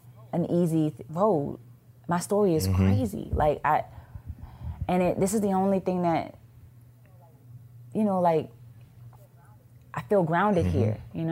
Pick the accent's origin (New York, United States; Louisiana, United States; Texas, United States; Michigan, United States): Louisiana, United States; New Orleans; I'm from New Orleans